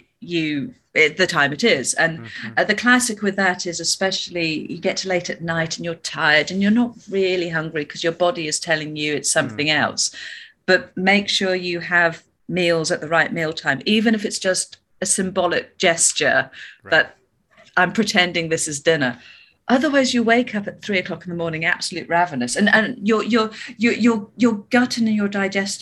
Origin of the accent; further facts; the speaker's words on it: Birmingham, West Midlands, United Kingdom; moved away as an adult; also born or lived in Australia / London; I grew up in Birmingham in the UK